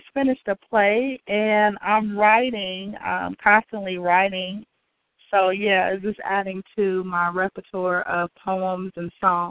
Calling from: Oakland, California, United States; I'm calling from Oakland.

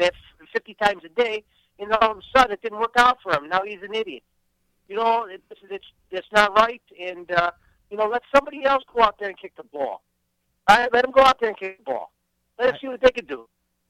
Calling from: New York City, New York, United States; I'm calling from Brooklyn, New York. Red Hook in the house.

